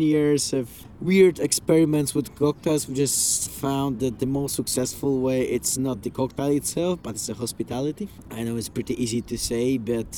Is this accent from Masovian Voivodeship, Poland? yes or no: yes; Warsaw, Masovian Voivodeship, Poland; we are coming from Poland and from Warsaw